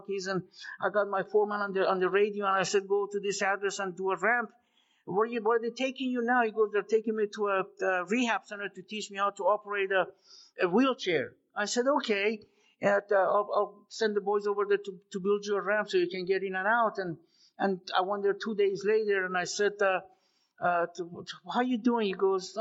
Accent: Iran; moved away; also born or lived in Las Vegas; I was born and raised in Iran.

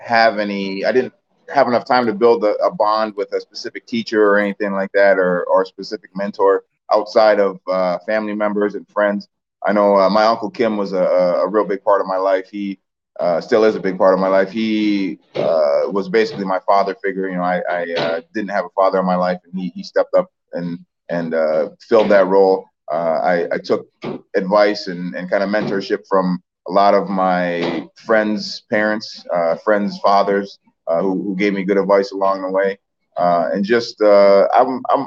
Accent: Osseo, Minnesota, United States; also born or lived in Petersburg, Virginia; that's when we settled back in Osseo, Minnesota, where my grandparents

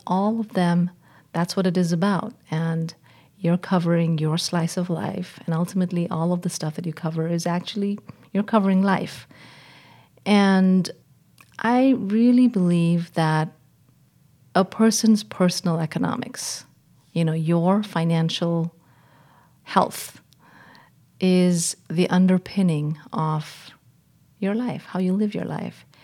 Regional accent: India; moved away as an adult; also born or lived in England / Washington; I was born and raised in India

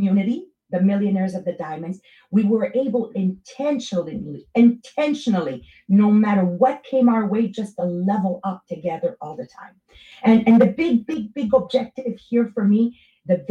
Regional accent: Montreal, Quebec, Canada; English is a second language; I'm from East End, Montreal, Italian, Francophone area. So you're going to get that accent in my English

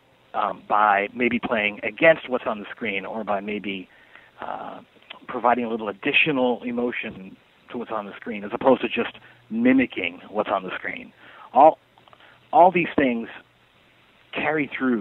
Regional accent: Canada; moved away as an adult; also born or lived in Montreal, Quebec; now in Los Angeles, United States; I'm Canadian. I was born in Montreal

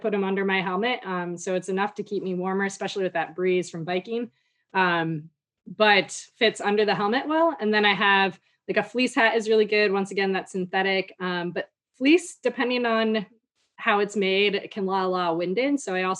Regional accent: Midwest, United States; Growing up in the Midwest, never wore a hat unless I was like going sledding for hours.

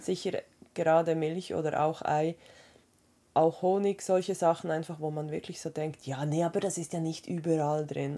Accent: Switzerland; bei uns in der Schweiz

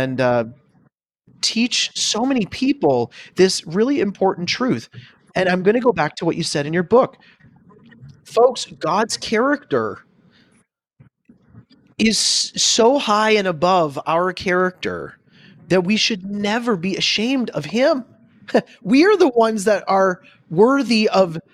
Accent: Canada; moved away as an adult; now in United States; I am a pastor from Canada now living in the United States

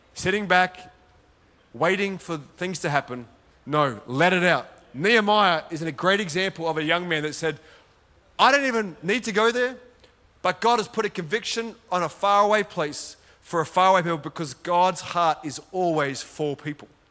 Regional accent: Sydney, New South Wales, Australia; accent: Australian; moved away as an adult; now in Gold Coast, Australia; both my wife and I, we grew up in Sydney. We lived in Sydney and we moved to the Gold Coast, which is where we live

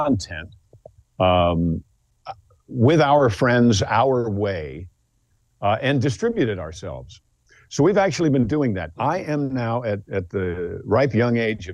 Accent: Mount Kisco, New York, United States; I'm from Mount Kisco, New York

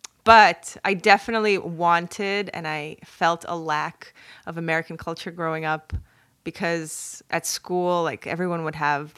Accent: Belarus; now in New York, United States; It's Russian. Well, I'm from Belarus, but the last name … is Ukrainian.

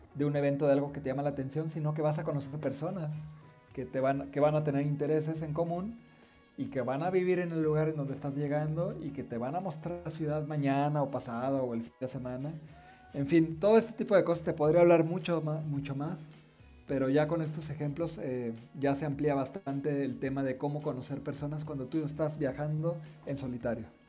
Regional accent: Mexico; siendo mexicanos

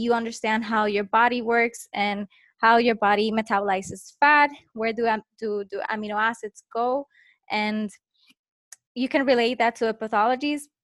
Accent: Puerto Rico; I'm from Puerto Rico

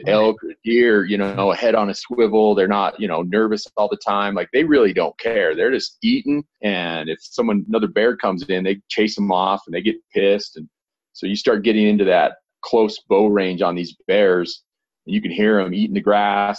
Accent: northern Utah, United States; Grew up in northern Utah

